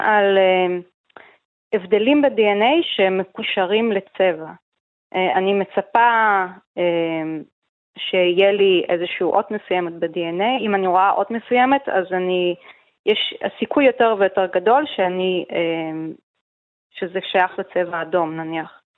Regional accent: Israel; בתור ישראלים

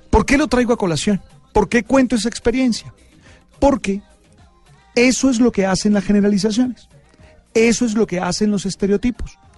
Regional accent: Colombia; No, somos colombianos y eso es lo más importante.

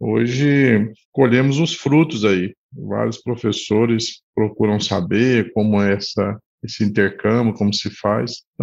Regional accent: Goiânia, Goiás, Brazil; É, eu sou aqui de Goiás, sou nascido em Goiânia, cursei veterinária aqui na UFG

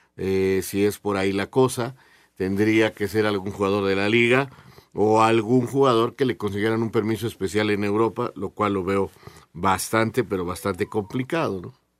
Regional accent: Mexico; en mi, en mi país

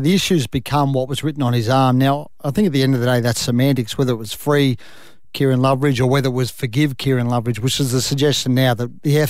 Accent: Australia; I'm from Australia.

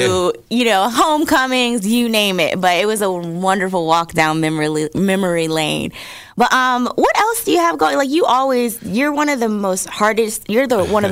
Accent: New Jersey, United States; now in Atlanta, United States; I'm from New Jersey originally.

